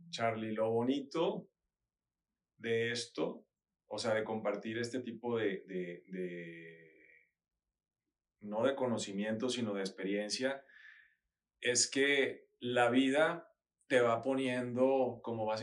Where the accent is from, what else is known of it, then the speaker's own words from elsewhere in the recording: Culiacán, Sinaloa, Mexico; moved away as an adult; also born or lived in Mazatlán, Mexico / United States; En Mazatlán, eh, yo nací y después al tercero de primaria nos tuvimos que ir a Culiacán.